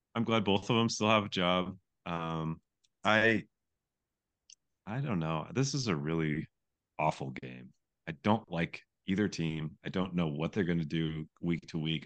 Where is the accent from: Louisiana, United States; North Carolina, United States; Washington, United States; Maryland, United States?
Washington, United States; Spokane; I grew up in Spokane, Washington